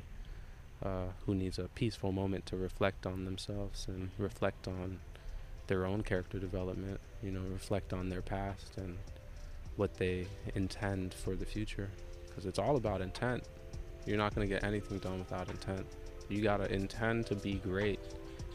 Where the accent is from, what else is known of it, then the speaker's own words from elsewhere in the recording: Jamaica; I'm Jamaican.